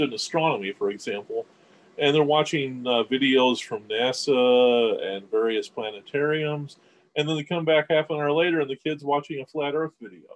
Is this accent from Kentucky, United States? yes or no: yes; Kentucky, United States; accent: Kentucky accent; Southern accent; Being a Kentuckian, at least my Kentucky accent